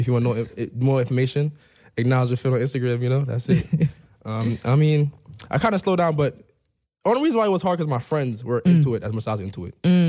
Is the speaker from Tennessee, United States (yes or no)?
no; Mount Vernon, New York, United States; I was born and raised in Mount Vernon.